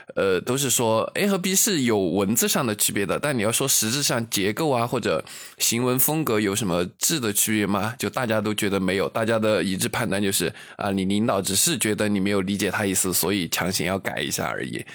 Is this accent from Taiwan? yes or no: no; Luzhou, Sichuan, China; 在泸州，就在我的老家那种城市